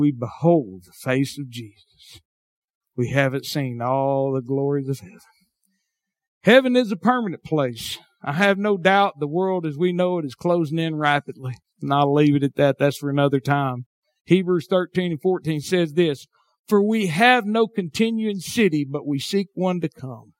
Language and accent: English; Southern United States, United States; accent: hillbilly; southern drawl; my hillbilly accent